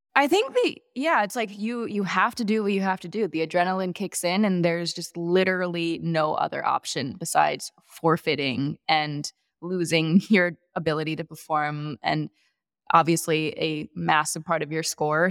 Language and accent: English; Chicago, Illinois, United States; also born or lived in Madison, Wisconsin; I was born in Madison, Wisconsin. I spent nine years there, then another nine years in the suburbs of Chicago.